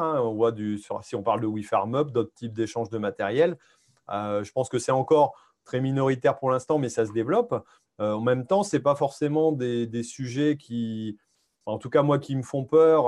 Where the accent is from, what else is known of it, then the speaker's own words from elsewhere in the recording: Hauts-de-France, France; chez nous en Haute-France